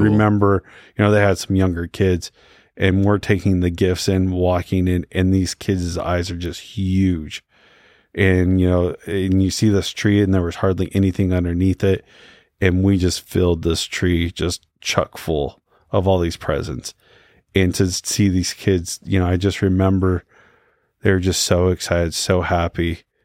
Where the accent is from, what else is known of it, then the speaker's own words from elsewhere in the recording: Utah, United States; also born or lived in Houston, Texas; I was born here in Utah